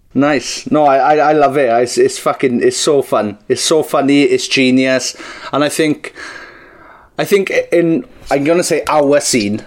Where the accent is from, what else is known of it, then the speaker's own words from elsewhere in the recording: Welsh, Wales, United Kingdom; We're both Welsh.